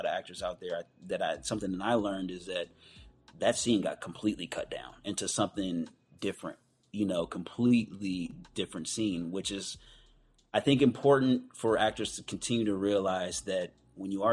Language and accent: English; Oakland, California, United States; also born or lived in Antioch, California; We're both from the Bay Area, Oakland. I'm from Oakland and Antioch